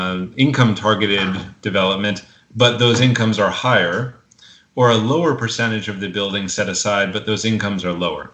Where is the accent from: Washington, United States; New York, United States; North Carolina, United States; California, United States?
New York, United States; New York City; as a New Yorker who's involved in both labor and tenant politics